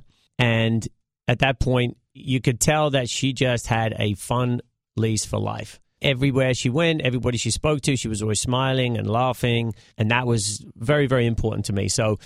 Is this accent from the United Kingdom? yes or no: yes; United Kingdom; moved away as an adult; also born or lived in Connecticut, United States; now in United States; I was born in right around London in England